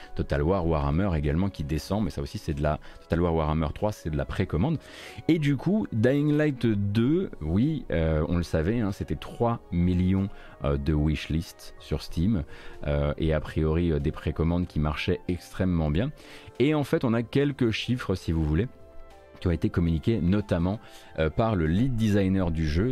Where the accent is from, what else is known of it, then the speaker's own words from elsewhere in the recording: eastern France, France; je suis de l'Est de la France